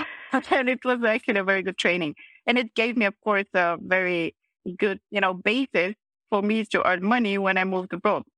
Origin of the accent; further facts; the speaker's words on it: Plovdiv, Plovdiv Province, Bulgaria; moved away as an adult; also born or lived in Vienna; I started as a waitress actually already in my hometown in Plovdiv